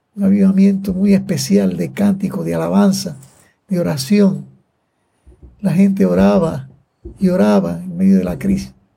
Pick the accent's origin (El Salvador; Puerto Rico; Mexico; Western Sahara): Puerto Rico; Manatí; yo nací el 6 de abril de 1931, aquí en Manatí, en la cantera de Manatí